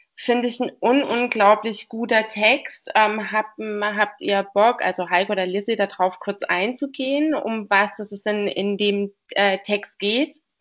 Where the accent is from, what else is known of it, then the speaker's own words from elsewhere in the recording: Baden-Württemberg, Germany; ich bin nämlich eigentlich auch eine Badenserin